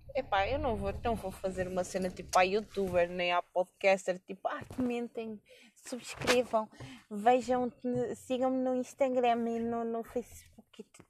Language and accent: Portuguese; Coimbra, Centro, Portugal; eu não sou de viseu eu sou de Coimbra mesmo.